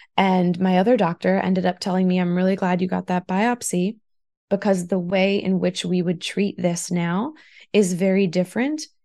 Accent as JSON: {"language": "English", "town": "Taunton", "region": "Massachusetts", "country": "United States", "tie": "born or raised there", "said": "I grew up in Taunton primarily"}